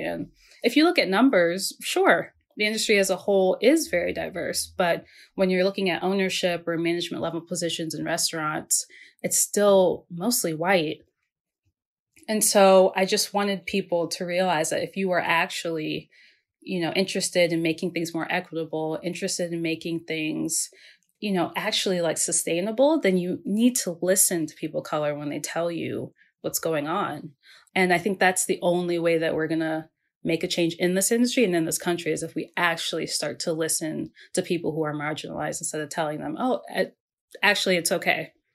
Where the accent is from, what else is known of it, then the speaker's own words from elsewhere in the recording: Maryland, United States; I grew up in the Mid-Atlantic. I grew up in Maryland.